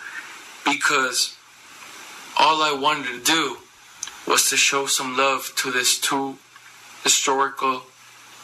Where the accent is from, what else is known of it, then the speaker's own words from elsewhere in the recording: Calexico, California, United States; also born or lived in Mexicali, Baja California, Mexico; I was starting my elementary school September 11, 2001 in Calexico, California